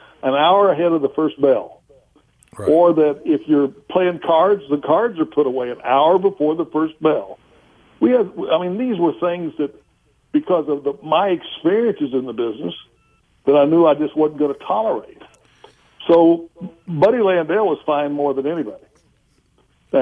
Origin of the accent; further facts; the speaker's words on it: Oklahoma, United States; I'm a guy from Oklahoma.